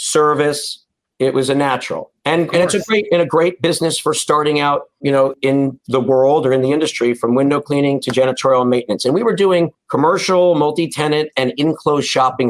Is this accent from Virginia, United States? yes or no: no; Short Hills, New Jersey, United States; I'm a Jersey boy, you know. I grew up in Essex County, you know, in Short Hills, went to public high school.